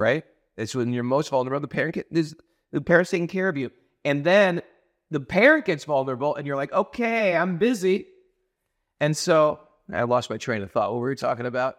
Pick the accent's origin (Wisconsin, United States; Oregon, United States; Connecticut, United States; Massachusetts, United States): Connecticut, United States; also born or lived in New York; I never had a papaya or a avocado growing up in New York, in Connecticut.